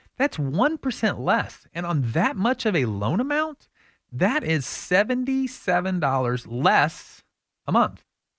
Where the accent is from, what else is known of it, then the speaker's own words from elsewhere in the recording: Austin, Texas, United States; it's hard sometimes because growing up in Austin to think that, you know, downtown homes are going to average $800,000.